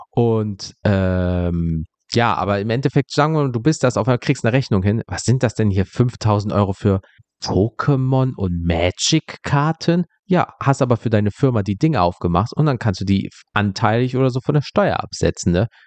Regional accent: North Rhine-Westphalia, Germany; ich komme aus NRW, was willst du mir denn hier gerade erzählen?

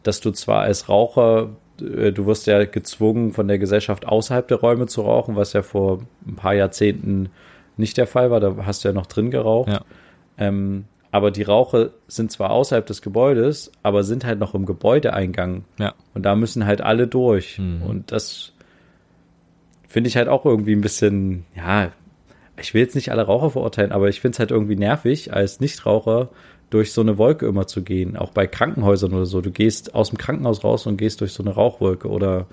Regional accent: Germany; moved away as an adult; now in Japan; bei uns in Deutschland

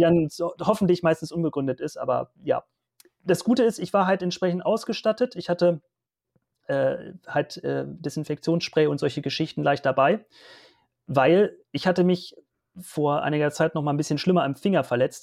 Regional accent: Hanover Region, Lower Saxony, Germany; Ich komme aus der Region Hannover

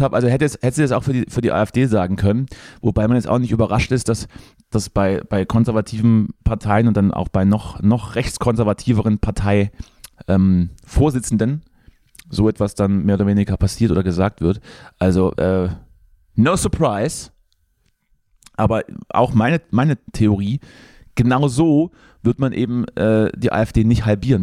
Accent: Thuringia, Germany; wir Thüringer

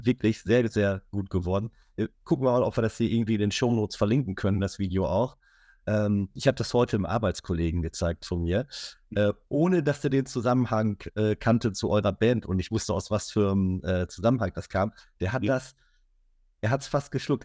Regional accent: Minden, North Rhine-Westphalia, Germany; ich komme aus Ostwestfalen

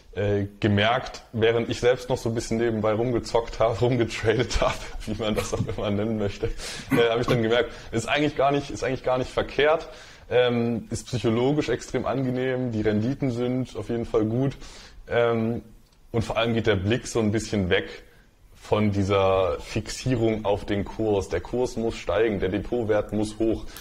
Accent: Dresden, Saxony, Germany; Ich bin in, bin in Dresden aufgewachsen

